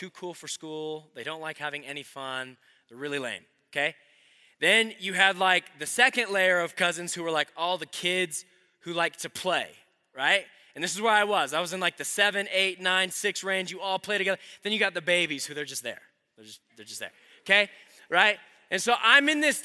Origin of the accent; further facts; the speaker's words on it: Colorado, United States; I'm from Colorado